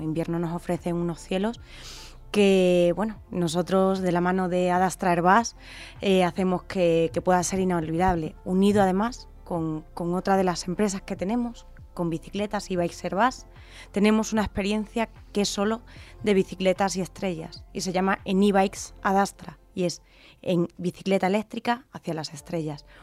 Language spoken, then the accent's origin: Spanish; Extremadura, Spain; yo venga de allí